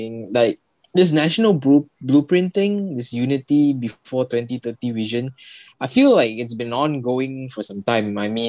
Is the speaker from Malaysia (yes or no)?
yes; Malaysia; as a Malaysian